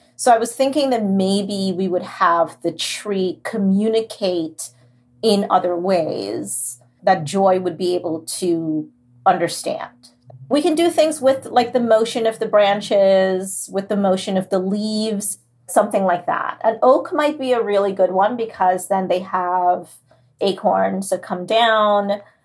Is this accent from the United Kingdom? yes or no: no; Trinidad & Tobago; now in New Jersey, United States; It's set in Trinidad because that's where I was born and raised